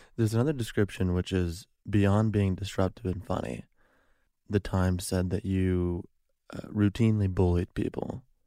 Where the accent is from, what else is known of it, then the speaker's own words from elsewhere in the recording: Chicago, Illinois, United States; now in Los Angeles, United States; I'm from Chicago